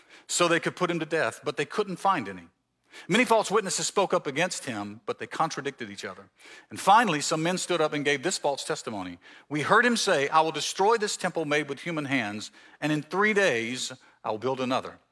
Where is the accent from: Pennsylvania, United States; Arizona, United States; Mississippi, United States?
Mississippi, United States; Mississippi Gulf Coast, United States; moved away as an adult; also born or lived in Canton, Ohio; now in Marietta, United States; I'm from the South. I grew up in Mississippi, on the coast in Mississippi